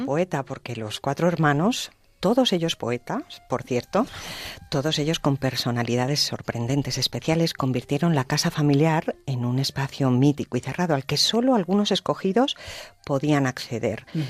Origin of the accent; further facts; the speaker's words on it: Cantabria, Spain; moved away; mi tierra, Cantabria